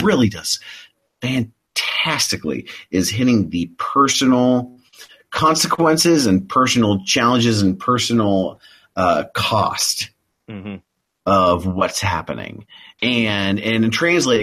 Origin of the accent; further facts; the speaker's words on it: the Ozarks, Midwest, United States; I'm from the Midwest, and I'm an Ozark boy